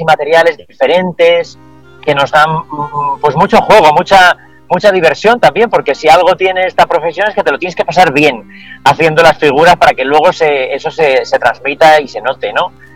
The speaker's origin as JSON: {"language": "Spanish", "region": "Asturias", "country": "Spain", "also_born_or_lived": "Valoria, Valladolid", "moved": "yes", "lives_now": "Valladolid, Spain", "said": "soy asturiano y siempre estoy pensando en, volver a Asturias, en regresar"}